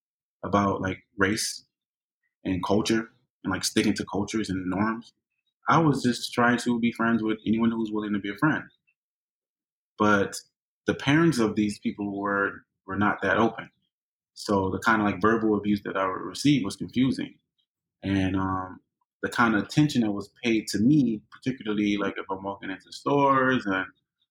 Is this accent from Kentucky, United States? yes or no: no; Hialeah, Florida, United States; growing up in Hialeah, predominantly Hispanic, we had our own little African-American